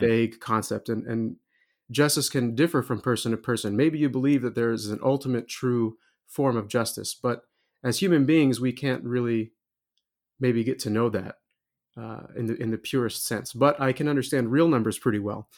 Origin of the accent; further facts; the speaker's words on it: Wichita Falls, Texas, United States; moved away as an adult; also born or lived in Indiana; now in Kokomo, United States; I'm originally from Texas, uh, grew, grew up in Wichita Falls